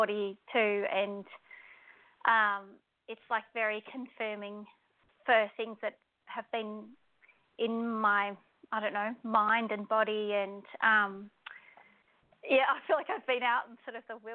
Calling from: Australia; I'm ringing from Australia

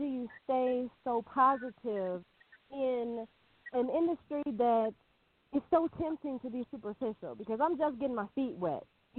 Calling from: New Mexico, United States; I am calling from, well, I'm actually calling from two different places. I'm calling from New Mexico

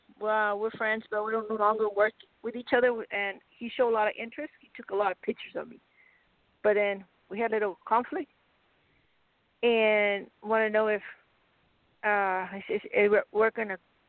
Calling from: Arizona, United States

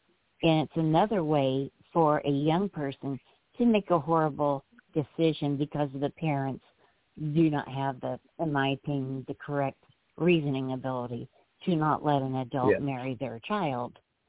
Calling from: Arkansas, United States; Hi. I'm calling from Arkansas, and I live in can you hear me?

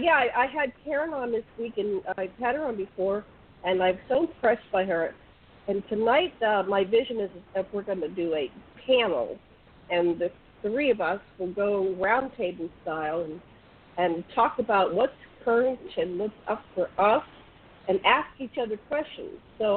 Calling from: Maui, Hawaii, United States; I'm calling in from Maui, Hawaii.

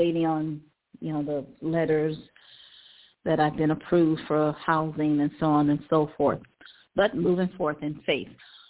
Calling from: Cleveland, Ohio, United States; Calling from Cleveland, Ohio.

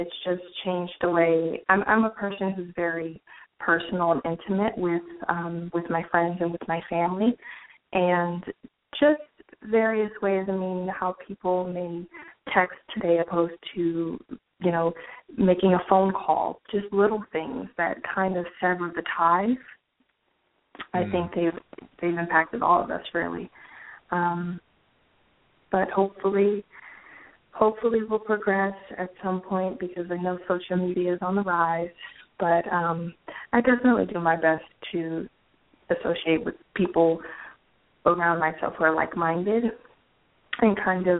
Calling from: New York, United States; I'm calling from New York.

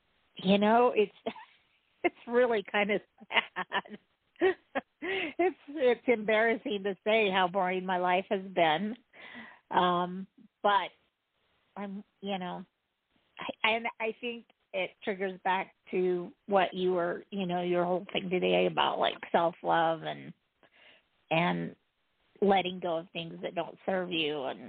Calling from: Utah, United States; from Utah.

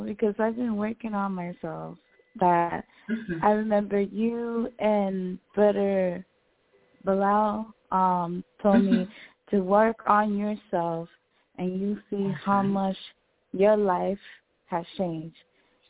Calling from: Orlando, Florida, United States; Orlando, Florida.

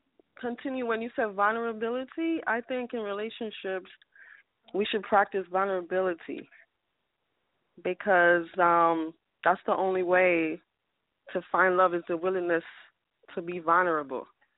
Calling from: New York City, New York, United States; calling from Brooklyn, New York.

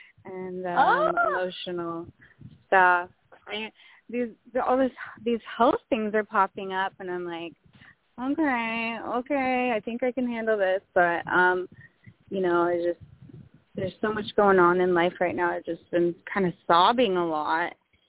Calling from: Benicia, California, United States; I'm in Benicia, California. We're by the water.

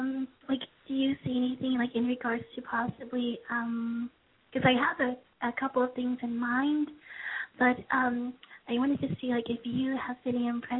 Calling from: Los Angeles, California, United States

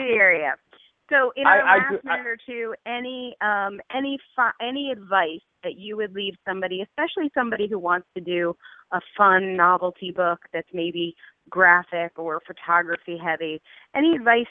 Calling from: Takoma Park, Maryland, United States; I am on the other side of the park in Tacoma Park.

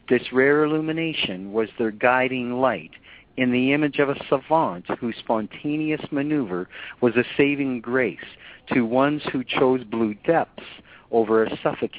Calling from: Canada; I'm calling you from Canada, sir.

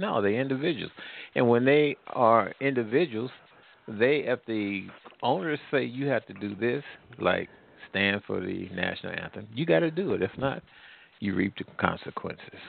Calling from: Midwest, United States; calling from the Midwest

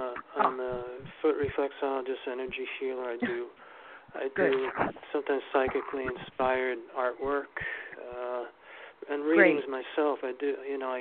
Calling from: New York City, New York, United States; New York City.

